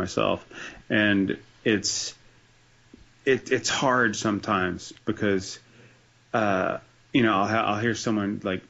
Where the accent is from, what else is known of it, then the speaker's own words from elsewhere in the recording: New Jersey, United States; It's Jersey represent, man. I'm a proud citizen